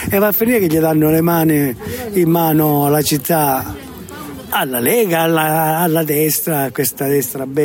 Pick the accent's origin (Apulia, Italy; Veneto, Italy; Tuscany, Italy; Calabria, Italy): Calabria, Italy; moved away; io, io vengo da un paese vengo dalla Calabria, cioè 50 ecco, anni che sono qua, vado spesso in Calabria, ho tutti i miei.